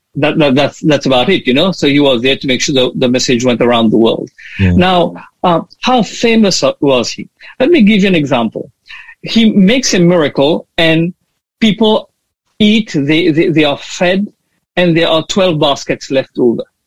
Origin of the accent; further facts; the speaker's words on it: Mauritius; now in Australia; I am from Mauritius